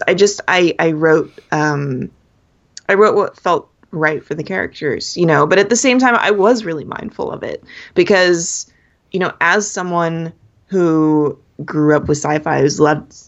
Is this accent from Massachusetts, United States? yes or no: no; Los Angeles County, California, United States; I grew up down in Los Angeles County, where, you know, there are people from everywhere.